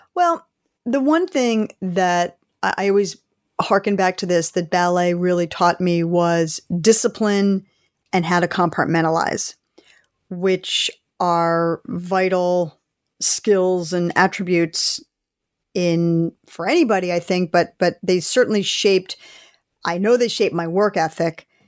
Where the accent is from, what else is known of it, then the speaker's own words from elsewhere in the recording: Philadelphia, Pennsylvania, United States; I grew up in Philadelphia, so we had season tickets to the Philadelphia Eagles